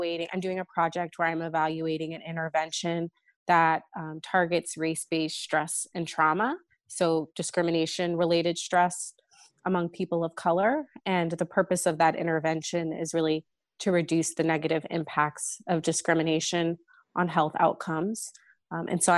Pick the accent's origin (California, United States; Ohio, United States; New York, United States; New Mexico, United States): California, United States; California Bay Area, United States; moved away as an adult; also born or lived in St. Louis; now in Boston, United States; I am originally from the California Bay Area